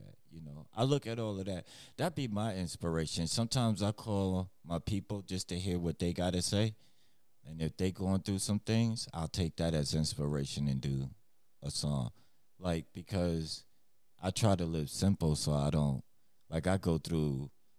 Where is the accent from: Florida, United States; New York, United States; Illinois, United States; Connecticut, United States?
New York, United States; I remember growing up, because I'm from New York.